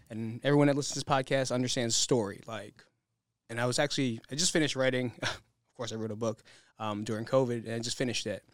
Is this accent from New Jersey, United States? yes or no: yes; New Jersey, United States; now in Las Vegas, United States; we're from New Jersey